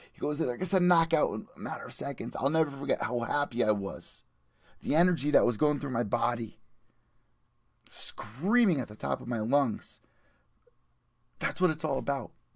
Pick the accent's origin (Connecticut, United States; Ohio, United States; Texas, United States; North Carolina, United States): Connecticut, United States; I'm from Connecticut. I'm Italian.